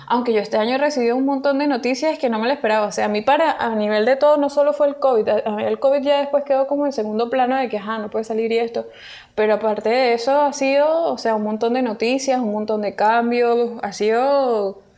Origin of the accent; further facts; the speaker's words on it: Venezuela; now in Peru; nosotros ahorita nos encontramos en Perú, nosotros venimos de Venezuela